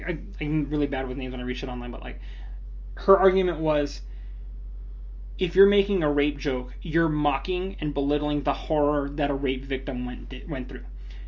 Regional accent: United States; I'm an American

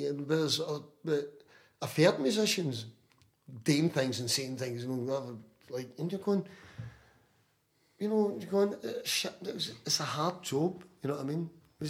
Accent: Glasgow, Scotland, United Kingdom; moved away as an adult; now in Benidorm, Spain; being Irish diaspora here in Scotland.

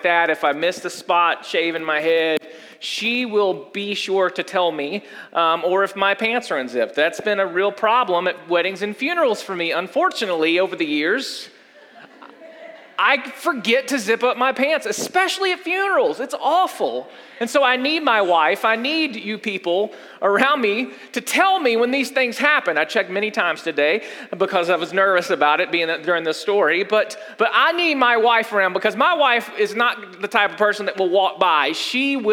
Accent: United States; we as American Christians

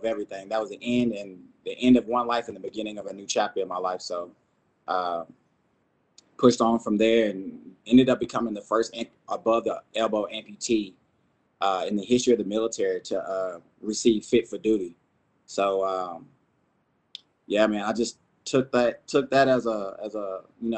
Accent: Texas, United States; moved away as an adult; I'm originally from Texas, joined the Army in 98.

